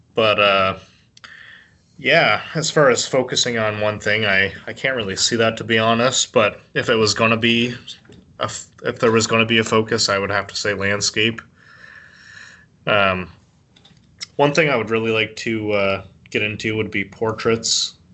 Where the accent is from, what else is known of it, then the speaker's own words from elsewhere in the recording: Canada; a Canadian